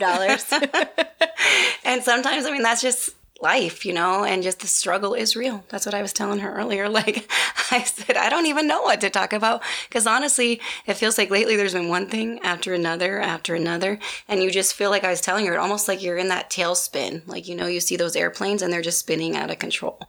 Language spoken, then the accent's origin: English; Midwest, United States; moved away; I was from the Midwest